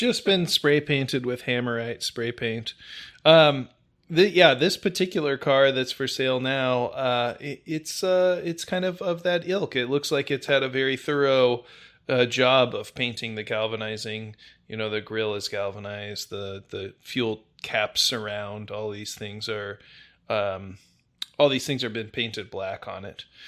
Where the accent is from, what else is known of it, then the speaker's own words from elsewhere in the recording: Indiana, United States; moved away; I'm originally from the Salt Belt, Indiana, to be specific